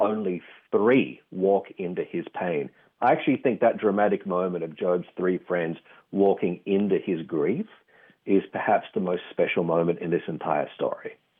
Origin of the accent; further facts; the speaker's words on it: Australia; accent: Australian; tell from the accent. I'm from Australia.